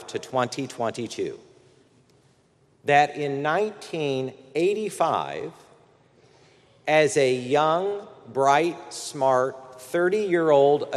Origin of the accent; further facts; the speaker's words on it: Fort Wayne, Indiana, United States; moved away as an adult; now in Washington, D.C., United States; my 40th high school reunion this October in my hometown of Fort Wayne, Indiana